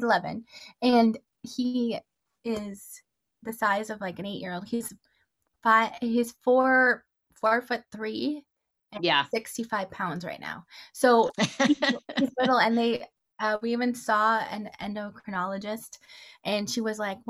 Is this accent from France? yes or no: no; Toronto, Ontario, Canada; now in Arizona, United States; I grew up in Toronto, Canada. I live in Arizona now